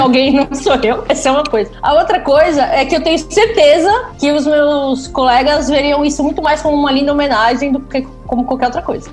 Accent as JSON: {"language": "Portuguese", "town": "São Bernardo do Campo", "region": "São Paulo", "country": "Brazil", "tie": "born or raised there", "said": "Eu sou do ABC, na verdade, eu nasci em São Bernardo"}